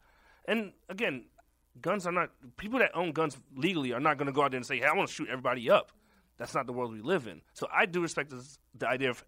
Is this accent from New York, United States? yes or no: yes; New York City, New York, United States; I'm from Brooklyn, New York. I didn't grow up with that gun culture.